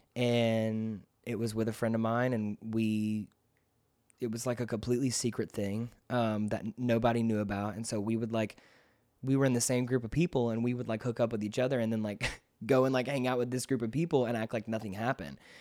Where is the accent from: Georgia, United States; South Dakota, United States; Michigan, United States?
Georgia, United States; McDonough; also born or lived in Rockdale, Georgia; I was raised in nearby McDonough, Georgia